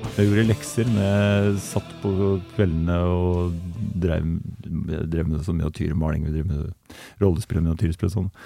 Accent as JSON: {"language": "Norwegian", "town": "Gjøvik", "region": "Innlandet", "country": "Norway", "tie": "born or raised there", "also_born_or_lived": "Oslo", "said": "Jeg ble født i Oslo, men jeg vokste opp på Gjøvik."}